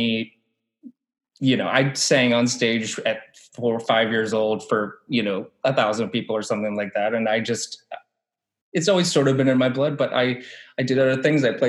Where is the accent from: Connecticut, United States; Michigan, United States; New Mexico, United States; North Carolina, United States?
North Carolina, United States; Winston-Salem; I'm from North Carolina. We have a rich community theater program around here